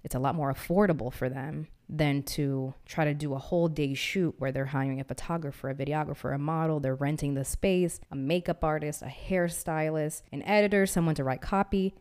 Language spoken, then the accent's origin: English; Massachusetts, United States; also born or lived in Missouri; now in Austin, United States; I'm from Massachusetts and I moved here from Missouri